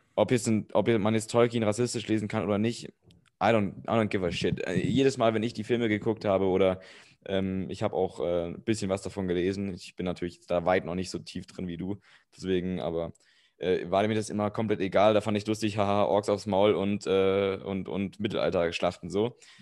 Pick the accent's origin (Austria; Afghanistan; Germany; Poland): Germany; als Deutscher